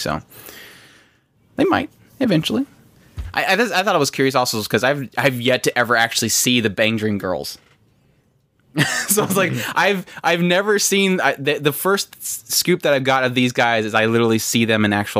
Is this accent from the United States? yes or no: yes; United States; As an American